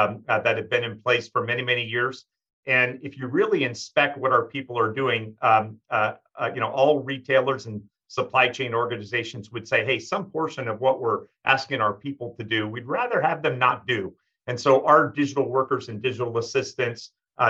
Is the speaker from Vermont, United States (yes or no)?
yes; Vermont, United States; We're both from Vermont